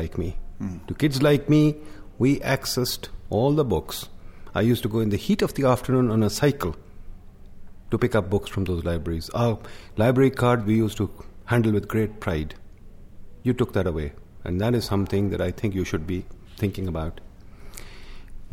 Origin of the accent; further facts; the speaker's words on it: Lahore, Punjab, Pakistan; Lahore, my hometown, which is the second largest city in the country